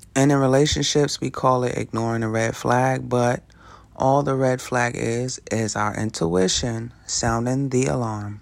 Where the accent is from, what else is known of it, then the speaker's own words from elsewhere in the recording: New York City, New York, United States; I grew up in Brooklyn, New York, right in the middle of gang territory